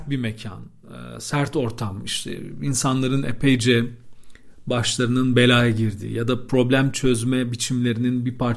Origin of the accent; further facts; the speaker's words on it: Istanbul, Turkey; İstanbul'un çok eski semtlerinden bir tanesinde doğup büyüdüm ben bizim Haydar semti.